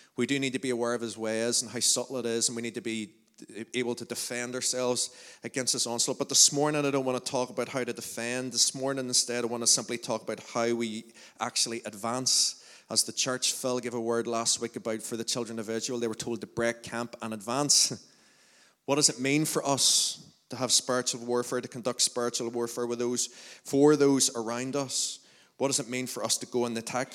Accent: Lurgan, Northern Ireland, United Kingdom; we're all from Lurgan

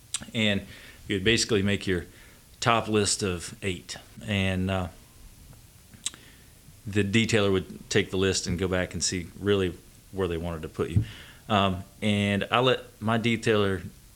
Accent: Bristol, Tennessee, United States; also born or lived in Orlando, Florida / San Diego, California / Naples, Italy; I grew up just north of Blackberry Farm from the Knoxville Maryville community, north in the Tri-Cities area, so Bristol, Tennessee. That was where basically I saw the light of day. stayed there until I was 18

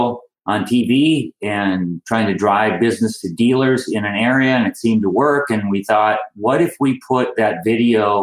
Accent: Minot, North Dakota, United States; I'm from originally from Minot, North Dakota, and I graduated from Ike Alternative School there

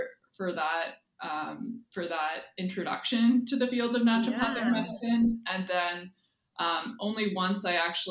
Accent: Windsor, Ontario, Canada; I grew up in Windsor, Ontario, southwestern Ontario

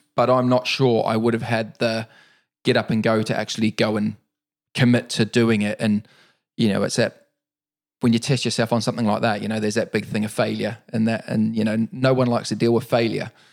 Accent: New Zealand; moved away as an adult; also born or lived in Auckland, New Zealand / Wellington, New Zealand / Dargaville, New Zealand / London, United Kingdom; now in United Kingdom; I was born and raised in New Zealand. Um, I left New Zealand at the age of twenty-two.

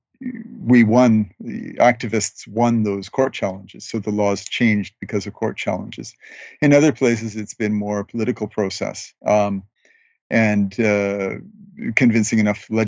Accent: Canada; I am a journalist from Canada

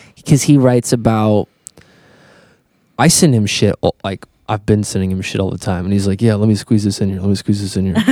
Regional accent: Fort Branch, Indiana, United States; we grew up in Fort Branch down the road

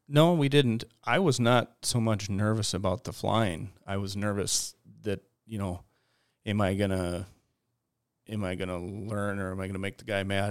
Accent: Detroit Lakes, Minnesota, United States; I grew up in Detroit Lakes, Minnesota

